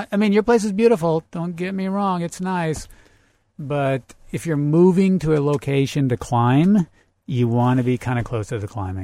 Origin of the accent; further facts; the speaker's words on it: Central Oregon, United States; moved away as an adult; now in Las Vegas, United States; I grew up in Central Oregon